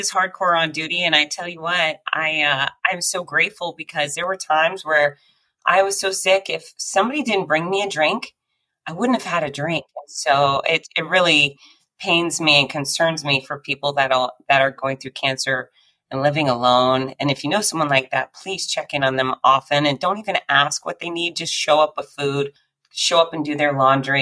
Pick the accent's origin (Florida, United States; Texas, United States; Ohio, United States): Florida, United States; Gainesville; my hometown of Gainesville, Florida